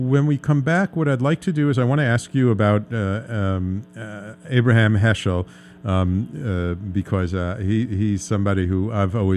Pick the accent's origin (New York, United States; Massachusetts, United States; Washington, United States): New York, United States; New York City; I grew up in the Bronx